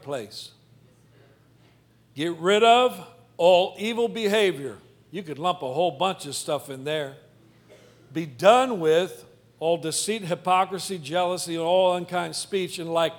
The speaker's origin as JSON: {"language": "English", "region": "Midwest", "country": "United States", "tie": "born or raised there", "said": "I grew up in the Midwest"}